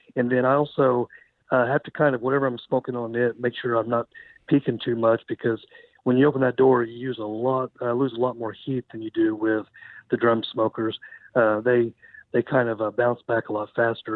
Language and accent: English; Beggs, Oklahoma, United States; now in Bartlesville, United States; I'm originally from Beggs, Oklahoma. So lived in Oklahoma my whole life.